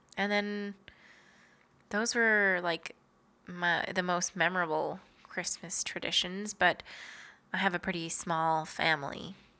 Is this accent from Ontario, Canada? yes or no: yes; Kenora, Ontario, Canada; we are both from Kenora, Ontario, so northwestern Ontario